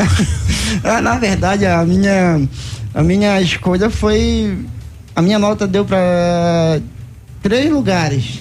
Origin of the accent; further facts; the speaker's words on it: São João da Ponta, Pará, Brazil; moved away; Eu sou de São João da Ponta, Vila Nova, município de São João da Ponta, lá no estado do Pará